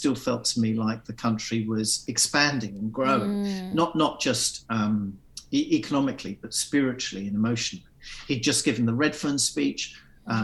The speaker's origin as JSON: {"language": "English", "region": "England", "country": "United Kingdom", "tie": "born or raised there", "also_born_or_lived": "London", "moved": "as an adult", "lives_now": "Australia", "said": "I grew up in England, I grew up basically as an Australian"}